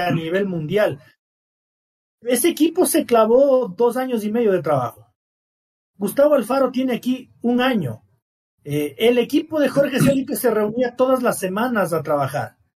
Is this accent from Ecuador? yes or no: yes; Ecuador; me considero un gran ecuatoriano